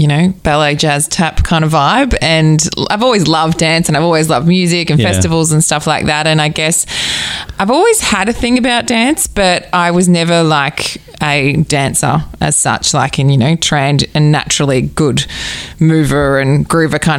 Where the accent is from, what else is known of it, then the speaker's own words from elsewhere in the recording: Mornington Peninsula, Victoria, Australia; I'm from the Mornington Peninsula. I grew up down here and sort of I've always gravitated back here.